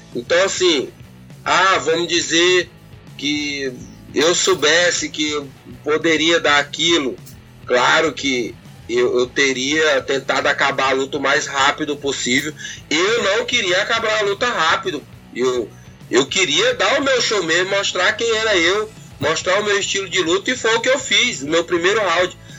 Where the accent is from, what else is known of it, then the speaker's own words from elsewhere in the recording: Brazil; a gente é brasileiro